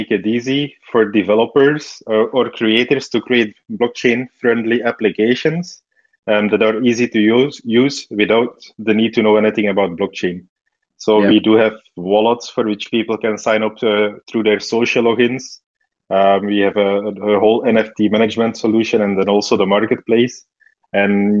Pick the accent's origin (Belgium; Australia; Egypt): Belgium; I grew up in Belgium, studied computer science and media studies